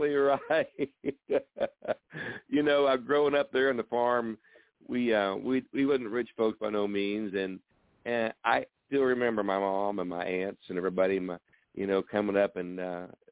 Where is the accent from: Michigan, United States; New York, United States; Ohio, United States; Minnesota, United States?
Ohio, United States; Lebanon; also born or lived in Waynesville, Ohio; I live in a little town called Waynesville, Ohio, and that's only about six or 8 miles north of where I grew up from in Lebanon, Ohio